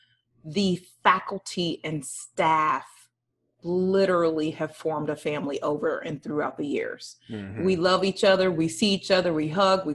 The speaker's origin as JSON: {"language": "English", "town": "Cleveland", "region": "Ohio", "country": "United States", "also_born_or_lived": "Kentucky / Los Angeles", "moved": "as an adult", "said": "I am from Cleveland, Ohio, got a degree in elementary education from Kentucky State University"}